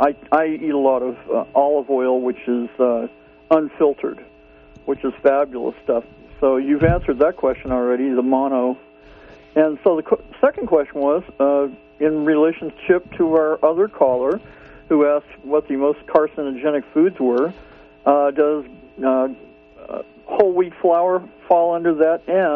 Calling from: Garberville, California, United States; I'm calling from Garberville as well.

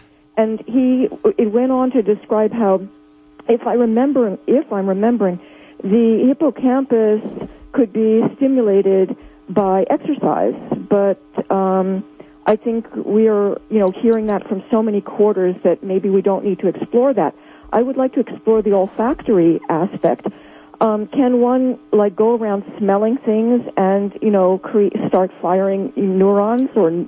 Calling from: New Jersey, United States; Hi, I'm from New Jersey.

